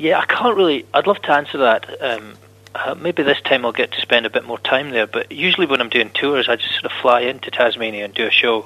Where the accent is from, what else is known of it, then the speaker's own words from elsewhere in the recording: Scotland, United Kingdom; about being Scottish